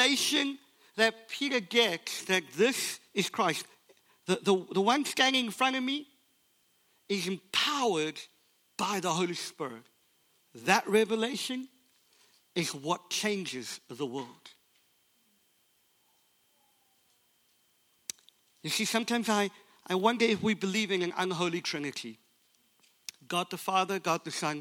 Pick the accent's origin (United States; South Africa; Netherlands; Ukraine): South Africa; I was born in South Africa under an apartheid system, which meant that the color of my skin didn't afford me the opportunity to go to university